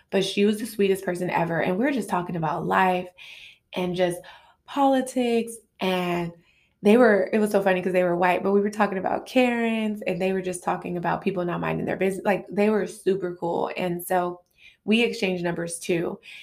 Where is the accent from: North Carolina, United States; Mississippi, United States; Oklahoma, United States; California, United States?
California, United States; Los Angeles; I'm from South Central L A. I live in this part of L A.